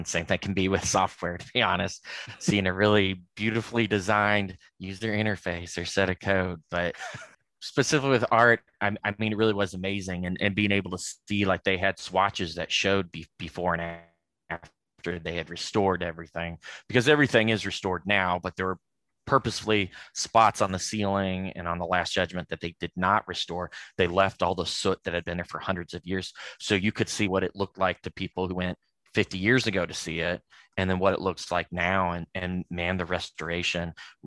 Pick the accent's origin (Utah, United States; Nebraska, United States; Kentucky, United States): Kentucky, United States; Louisville; now in Indianapolis, United States; I'm from Louisville, Kentucky myself.